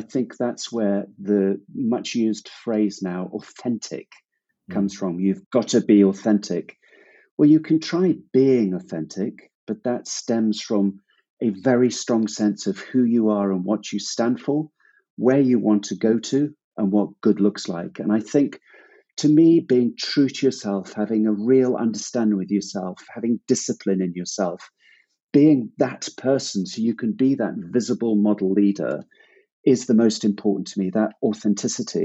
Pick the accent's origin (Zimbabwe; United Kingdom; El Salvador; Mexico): Zimbabwe; moved away; also born or lived in Hong Kong / Cambodia; I grew up in Zimbabwe